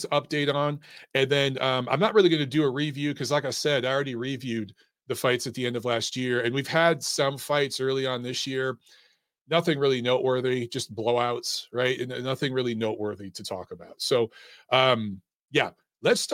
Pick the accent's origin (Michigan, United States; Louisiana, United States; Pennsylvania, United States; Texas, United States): Michigan, United States; Detroit; moved away; also born or lived in Los Angeles; I grew up in Detroit. I lived in Los Angeles for 10 years